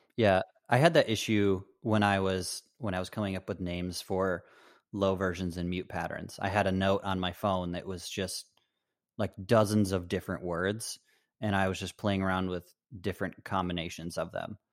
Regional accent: Michigan, United States; also born or lived in Chicago; I, I grew up in Michigan.

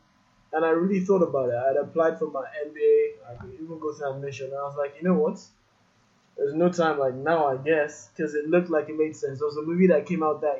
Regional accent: Nigeria; moved away as an adult; also born or lived in United States; I'm from Nigeria and this is where I was going back to in the end of the day

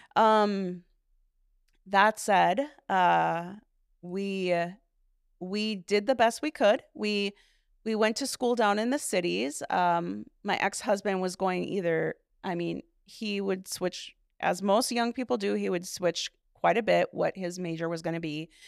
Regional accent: Duluth, Minnesota, United States; also born or lived in Hammond, Indiana; So I was eighteen months old when we moved here, and my sister then, I have one sibling, my sister, she is two and a half years younger than me, um, she was born in Duluth, and so I was raised in Duluth

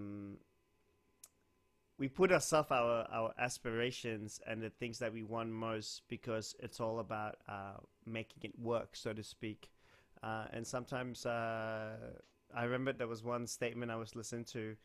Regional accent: Kuala Lumpur, Malaysia; now in Sydney, Australia; I was born in West Malaysia in a town called Kuala Lumpur

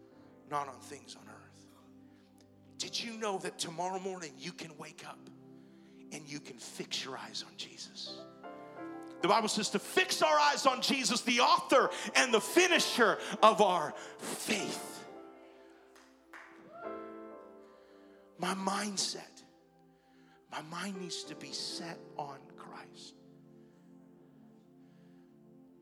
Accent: Hawaii, United States; I'm Italian, yet I was born and raised in Hawaii

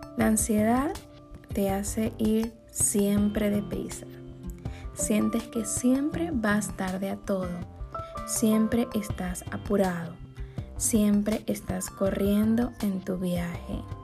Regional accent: Maracaibo, Zulia, Venezuela; moved away as an adult; also born or lived in Santiago, Chile; now in United States; mi ciudad natal, que es Maracaibo, Venezuela

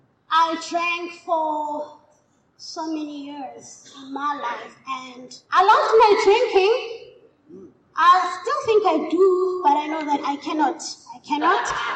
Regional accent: Katlehong, Gauteng, South Africa; I'm from Katlehong.

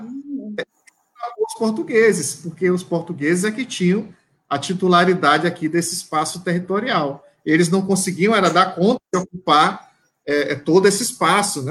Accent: Caxias, Maranhão, Brazil; eu sou de Caxias, né, nasci em Caxias.

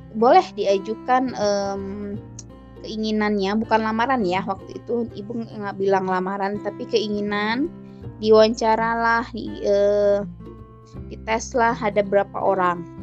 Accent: Padang, West Sumatra, Indonesia; saya berasal dari Padang Sumatera Barat

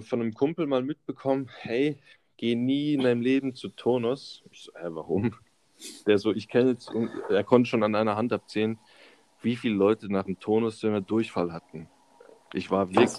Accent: Karlsruhe area, Baden-Württemberg, Germany; also born or lived in Böblingen; bin hier aufgewachsen in der Umgebung Karlsruhe

